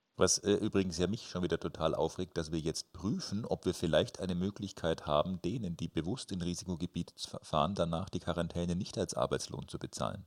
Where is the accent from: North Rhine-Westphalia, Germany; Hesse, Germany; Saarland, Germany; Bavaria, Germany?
Bavaria, Germany; Nuremberg; Bei uns in Nürnberg